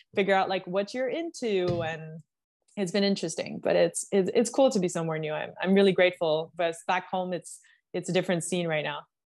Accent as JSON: {"language": "English", "country": "Canada", "moved": "as an adult", "lives_now": "United States", "said": "being a Canadian"}